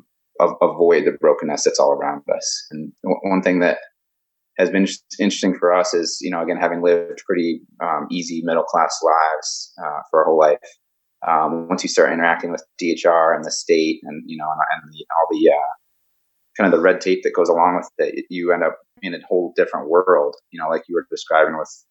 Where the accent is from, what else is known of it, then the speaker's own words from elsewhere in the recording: Connecticut, United States; moved away; I'm from Connecticut originally